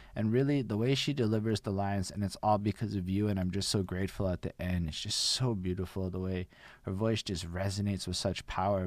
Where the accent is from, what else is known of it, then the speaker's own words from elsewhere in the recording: Montreal, Quebec, Canada; I'm from Montreal.